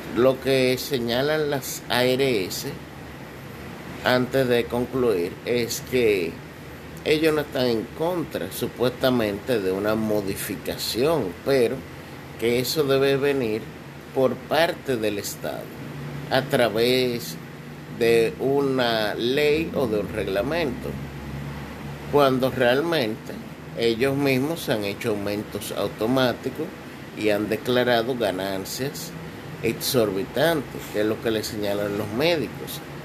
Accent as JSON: {"language": "Spanish", "country": "Dominican Republic", "said": "todos nos vemos como dominicanos"}